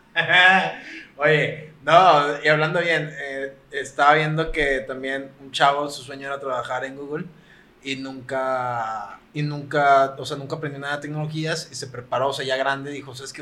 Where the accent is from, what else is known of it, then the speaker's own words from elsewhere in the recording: Monterrey, Nuevo León, Mexico; nosotros somos de aquí de Monterrey